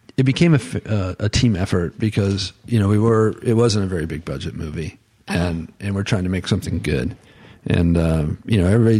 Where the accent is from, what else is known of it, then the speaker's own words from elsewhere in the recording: Florida, United States; it's where I'm from, my hometown